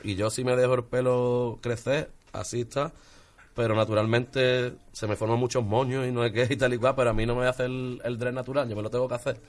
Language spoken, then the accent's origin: Spanish; Málaga, Andalusia, Spain; lo grababa todo en Sevilla, yo soy de Málaga